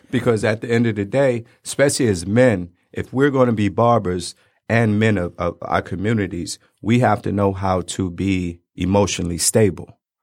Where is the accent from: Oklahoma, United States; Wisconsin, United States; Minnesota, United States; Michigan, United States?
Michigan, United States; Detroit; also born or lived in Brooklyn, New York; I was born in Brooklyn, um, but we moved out here and I went to school out here, went to barber school out here. So, three one three seven, Ma